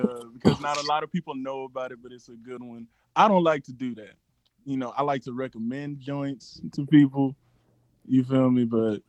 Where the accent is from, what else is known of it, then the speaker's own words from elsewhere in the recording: Lafayette, Louisiana, United States; I'm from Lafayette, Louisiana. I'm a EMT out here.